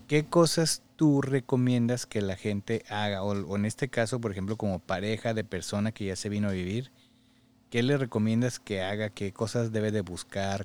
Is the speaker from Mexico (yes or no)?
yes; Mexico; moved away; como mexicano, pues la cultura es así